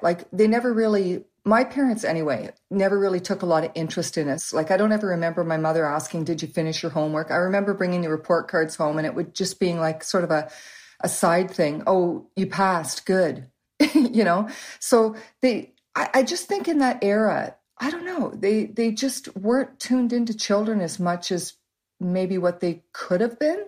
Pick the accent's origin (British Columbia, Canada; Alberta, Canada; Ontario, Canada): Ontario, Canada; Waterloo; also born or lived in Canada (born, various cities); by the time I was about four or five, we moved to Waterloo, and that's where we've lived ever since